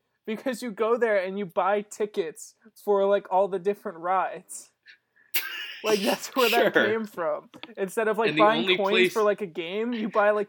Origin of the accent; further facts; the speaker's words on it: New York, United States; I wasn't born there. I was conceived there. I was carried there, and then I was born in New York.